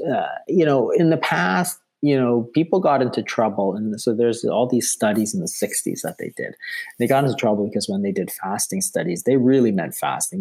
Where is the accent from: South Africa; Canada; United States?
Canada; Toronto, Ontario; I'm from Toronto